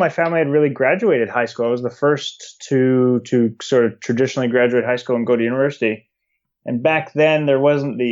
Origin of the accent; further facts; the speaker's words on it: Calgary, Alberta, Canada; I grew up in Calgary in the foothills of the Rockies.